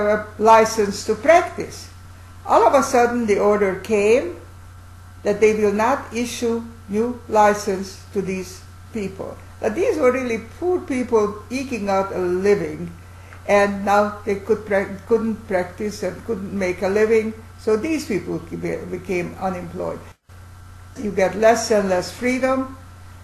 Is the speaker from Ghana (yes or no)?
no; Hungary; moved away; I was born in Hungary and raised there.